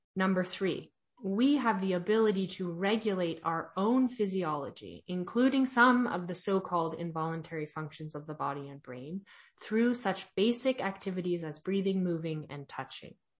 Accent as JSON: {"language": "English", "region": "California", "country": "United States", "said": "I'm from California"}